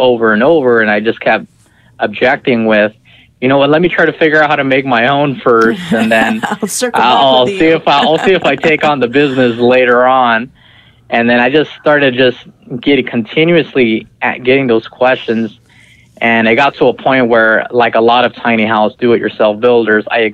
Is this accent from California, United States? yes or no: yes; Visalia, California, United States; moved away; also born or lived in Malaga, Washington; I was actually born and raised in Visalia, California, which is about 2.5 hours north of L.A.